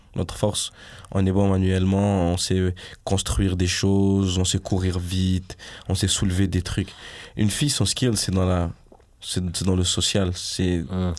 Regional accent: Montreal, Quebec, Canada; je suis de l'Ouest de Montréal

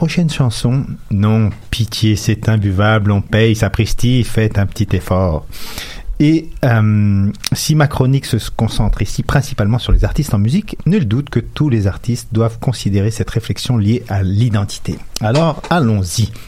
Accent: Quebec, Canada; On est tous des Québécois, mais je suis le seul et unique … dont les caractéristiques permettent de me définir sur ma carte d'identité.

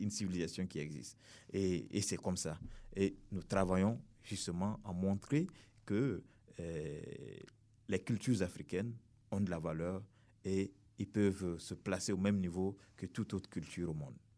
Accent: Burkina Faso; nous sommes venus du Burkina Faso

